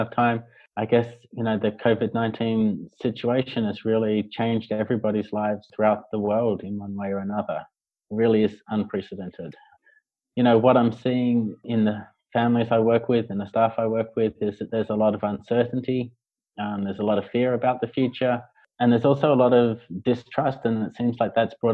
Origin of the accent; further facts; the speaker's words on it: Australia; moved away as an adult; also born or lived in Hong Kong; now in Beijing, China; I'm from Australia.